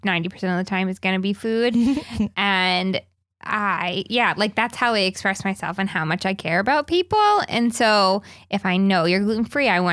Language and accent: English; the South, United States; moved away; I'm from the South and we put meat in everything, including vegetables